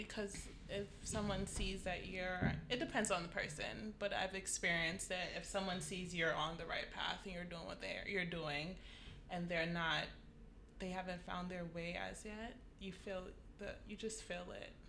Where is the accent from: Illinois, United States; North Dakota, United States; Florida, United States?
Florida, United States; Fort Lauderdale; moved away as an adult; now in New York, United States; I'm from Fort Lauderdale.